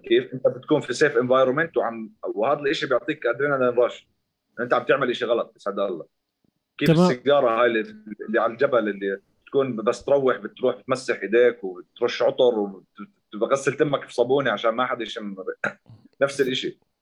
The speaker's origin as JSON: {"language": "Arabic", "town": "Zarqa", "region": "Zarqa Governorate", "country": "Jordan", "said": "انا من الزرقاء"}